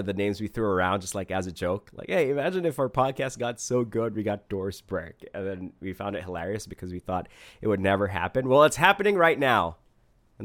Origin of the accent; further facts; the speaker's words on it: Philippines; I'm from the Philippines